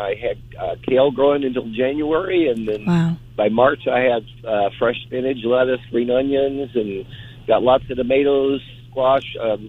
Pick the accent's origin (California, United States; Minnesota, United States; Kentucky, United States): Kentucky, United States; now in Marshall, United States; I grew up in Kentucky, very self-sufficient on a big farm